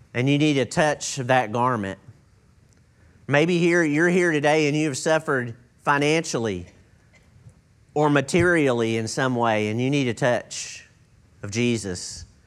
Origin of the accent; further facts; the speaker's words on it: East Texas, United States; I grew up in East Texas